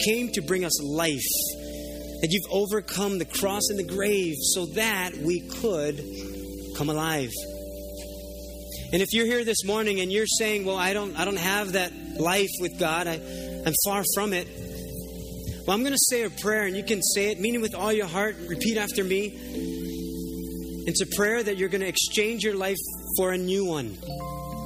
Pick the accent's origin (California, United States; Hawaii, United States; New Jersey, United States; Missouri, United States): Hawaii, United States; Oahu; I was living here because I grew up on Oahu